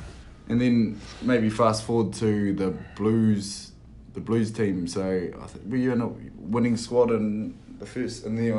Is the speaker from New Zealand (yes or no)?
yes; Christchurch, Canterbury, New Zealand; the Mighty Crusaders from my hometown.